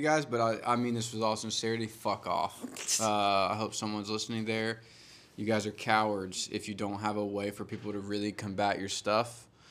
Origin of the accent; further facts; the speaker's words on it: Georgia, United States; we both grew up in Georgia together.